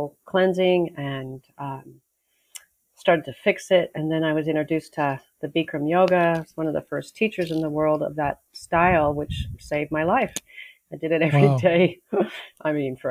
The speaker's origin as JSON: {"language": "English", "town": "Los Angeles", "region": "California", "country": "United States", "tie": "born or raised there", "also_born_or_lived": "Australia / Mexico", "moved": "as an adult", "lives_now": "Maui, United States", "said": "where I was growing up in Pacific Palisades"}